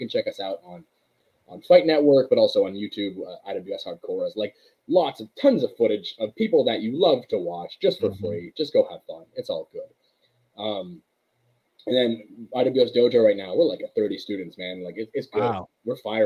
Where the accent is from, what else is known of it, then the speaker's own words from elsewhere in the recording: Montreal, Quebec, Canada; Being from Montreal